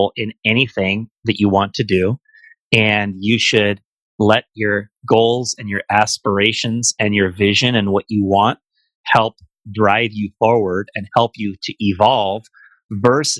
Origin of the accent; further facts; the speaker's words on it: Bay Area, California, United States; parts of the Bay Area that where I'm from